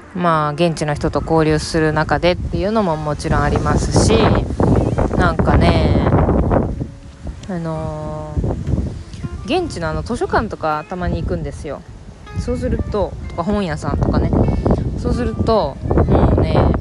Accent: Japan; moved away as an adult; now in Paris, France; 日本で、まあ、生まれ育ってきて

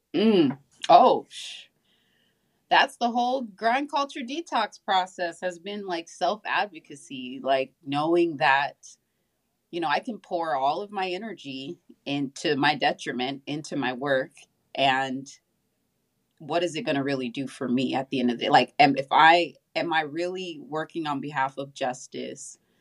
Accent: Southern California, United States; I grew up in Southern California

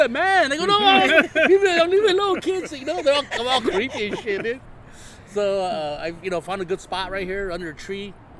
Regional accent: Ensenada, Baja California, Mexico; moved away; because you guys know I'm from Ensenada. I was born in Ensenada. I grew up eating mariscos.

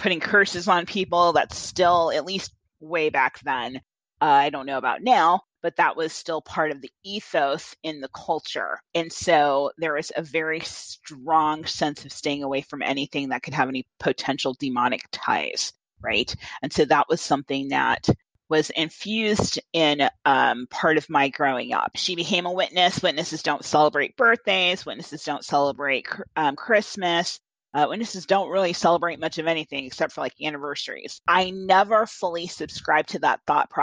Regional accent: Southwest Iowa, United States; we're coming from Southwest Iowa

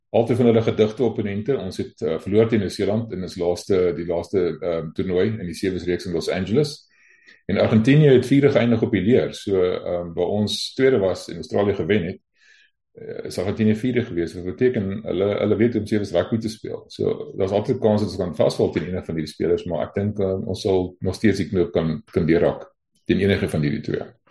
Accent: South Africa; ons hier as Afrikaners

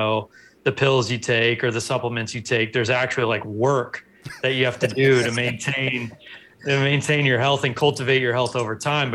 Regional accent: Los Angeles, California, United States; I grew up in Los Angeles

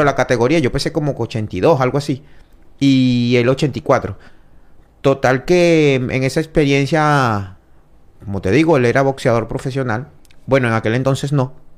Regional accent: Venezuela; now in Dominican Republic; como venezolano

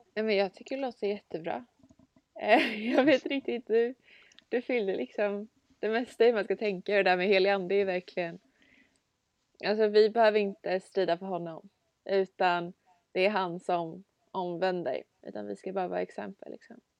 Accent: Stockholm, Stockholm County, Sweden; jag kommer från Stockholm

